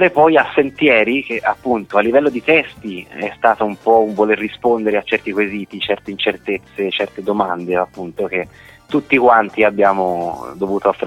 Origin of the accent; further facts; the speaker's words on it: Florence, Tuscany, Italy; accent: Florentine; io sono nato e cresciuto a Firenze.